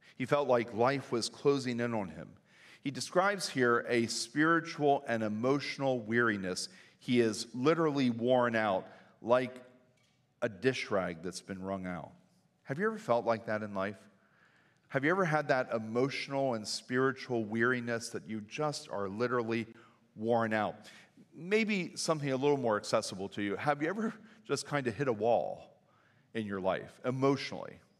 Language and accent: English; New Danville, Pennsylvania, United States; also born or lived in Reading, Pennsylvania; I grew up in New Danville and grew up in a very loving home